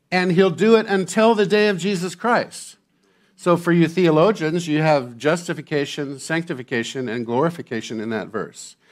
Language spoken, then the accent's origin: English; Santa Barbara, California, United States; I grew up in Santa Barbara, California, at the beach